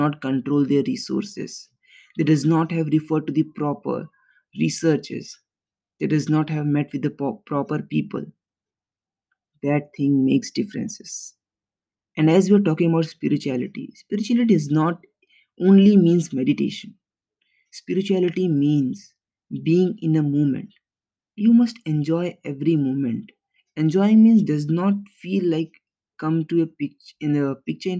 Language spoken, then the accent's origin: English; India; We, as the Indian society